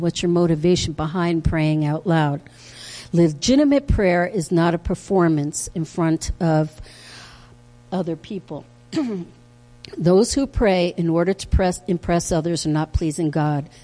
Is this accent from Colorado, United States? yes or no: no; Harrison, New York, United States; I grew up in Harrison, New York, way back.